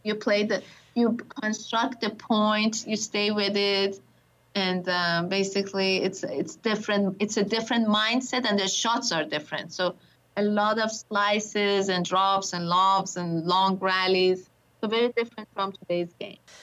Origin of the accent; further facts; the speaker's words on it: Tehran, Tehran Province, Iran; moved away as an adult; now in United States; I was born in Tehran, Iran, and basically I spent my first 20 years of life there